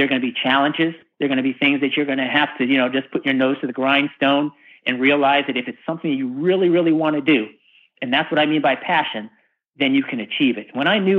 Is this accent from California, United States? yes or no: yes; California, United States; when I came from the West Coast, from Northern California, the Bay Area specifically, to the Deep South, to race in NASCAR